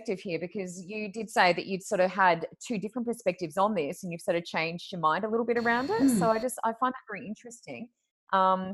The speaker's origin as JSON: {"language": "English", "country": "Australia", "tie": "born or raised there", "also_born_or_lived": "New South Wales / Queensland", "said": "I moved states from New South Wales to Queensland"}